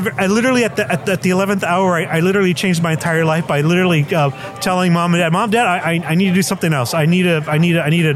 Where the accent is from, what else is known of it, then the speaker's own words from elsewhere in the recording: Bell Gardens, California, United States; also born or lived in Nogales, Sonora, Mexico / South Central Los Angeles; we settled in the wonderful, even more glamorous world of Bell Gardens, California.